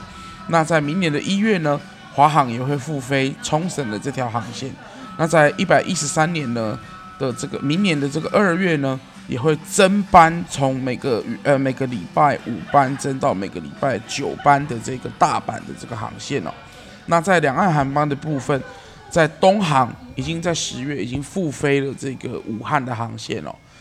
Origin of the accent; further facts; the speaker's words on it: Kaohsiung, Taiwan; 我身为一个高雄人